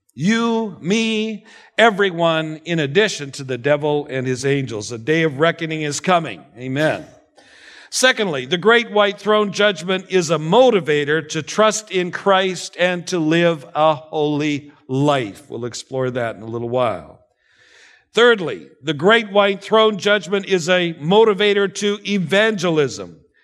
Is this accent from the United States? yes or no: no; Canada; moved away; being a Canadian